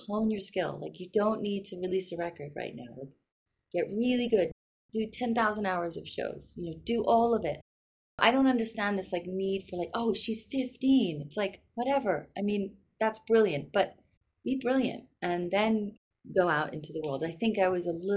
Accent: London, United Kingdom; moved away; also born or lived in New York, United States; I was actually born in New York, and then I grew up in London

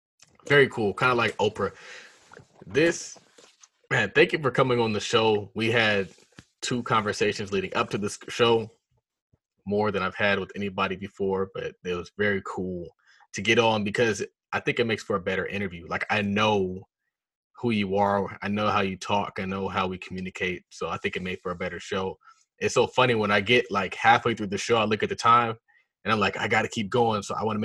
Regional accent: Nigeria; So yeah, I'm Nigerian.

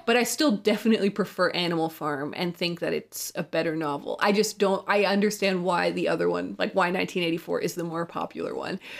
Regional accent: Canada; Canada is where I'm from

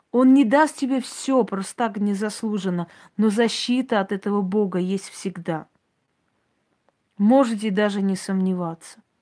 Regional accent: Georgia; Гардманское княжество – который сейчас входит в Грузию, называется Гордобанское княжество. Я родилась там. Вот я из Гордманского княжества.

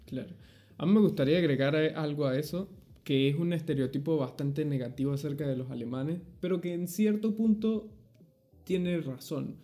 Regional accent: Venezuela; moved away; also born or lived in Argentina; de Venezuela

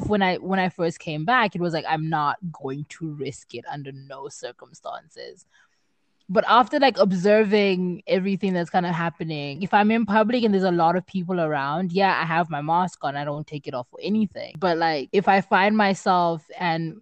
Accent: Zimbabwe; now in South Africa; I come from Zimbabwe

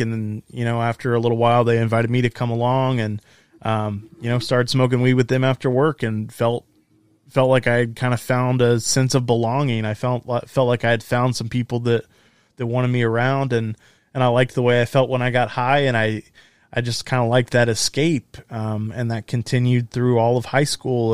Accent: Texas, United States; I was born and raised in Texas, right here in the center of the Bible Belt

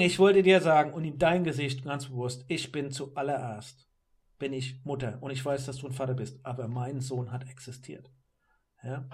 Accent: Germany; als Europäer hier oder gerade als Deutscher

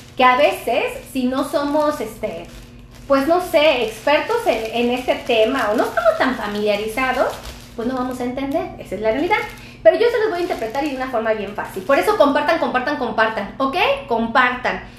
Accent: Mexico; Muchos de los mexicanos tenemos acceso a este pan

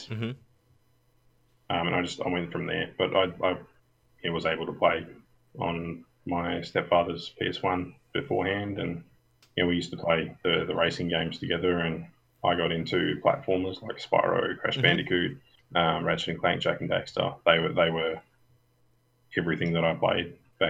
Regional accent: Western Australia, Australia; I'm from Western Australia

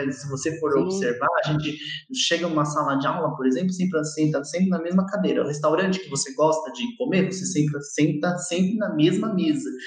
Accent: Brazil; É que a gente é brasileiro já é meio vacinado com isso, né?

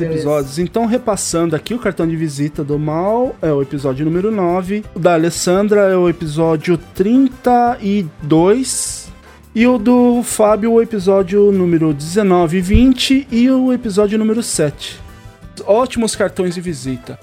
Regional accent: Jacareí, São Paulo, Brazil; moved away; eu também sou de Jacareí.

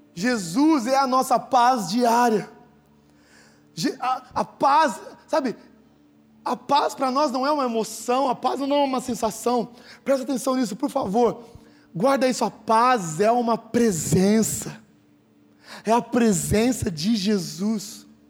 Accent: Sertãozinho, São Paulo, Brazil; now in Ribeirão Preto, Brazil; eu nasci em Sertãozinho

